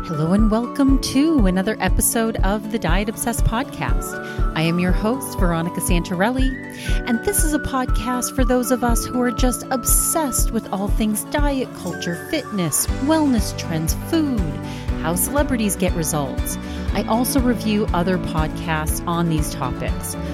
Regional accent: East Coast, United States; now in Arizona, United States; we're both from the East Coast

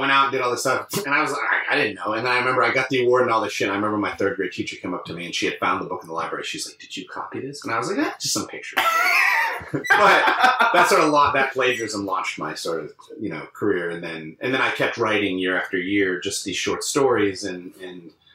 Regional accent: Londonderry, New Hampshire, United States; also born or lived in Long Island, New York / Ohio / New York City; in my formative years, I was raised in in New Hampshire. So that's always what I consider where I grew up.

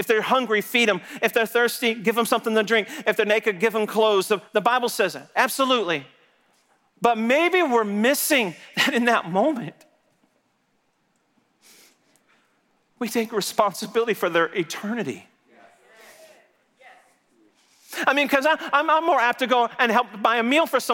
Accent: Texas, United States; I'm from Texas

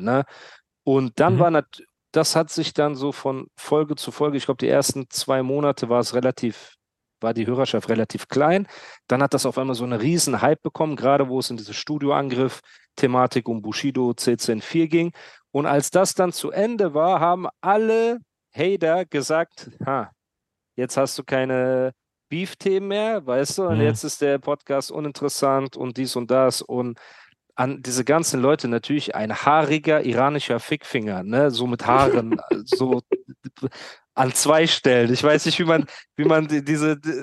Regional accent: Heidelberg, Baden-Württemberg, Germany; aber bin ich auch Heidelberger

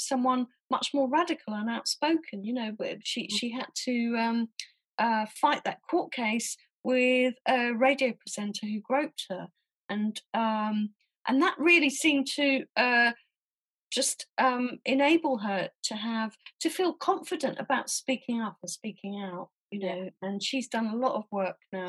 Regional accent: Southampton, South East England, United Kingdom; moved away as an adult; also born or lived in Leeds / London; I grew up in Southampton, which is a very small town on the South Coast.

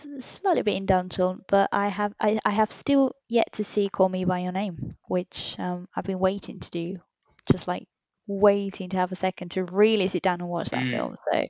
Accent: Argentina; I was born in Argentina and my family's descended from Britain and Italy.

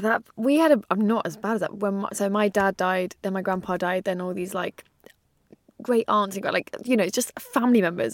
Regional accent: England, United Kingdom; as an English person

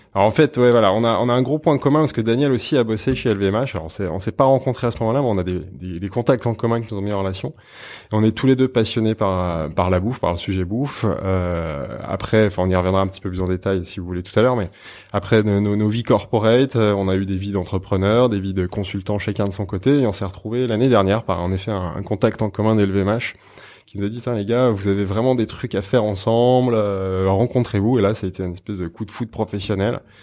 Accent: Savoy, Auvergne-Rhône-Alpes, France; now in Paris, France; je suis savoyard, donc ça, c'est un fil mmh. conducteur, c'est assez important. Je suis issu d'une région avec une identité forte que j'adore quand j'ai quitté cette région pour arriver à Paris

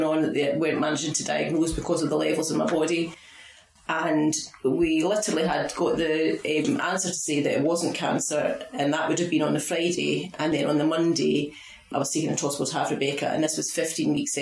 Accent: Falkirk, Scotland, United Kingdom; moved away as an adult; now in Fife, United Kingdom; I'm from Falkirk, I'm from through the west of Scotland.

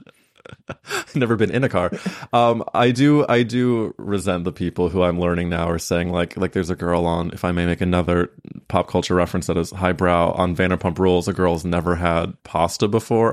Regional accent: Midwest, United States; I'm from the Midwest

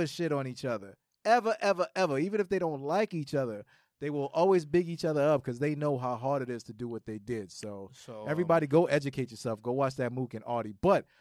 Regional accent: New York City, New York, United States; we're from the Mecca, right, and we grew up in this

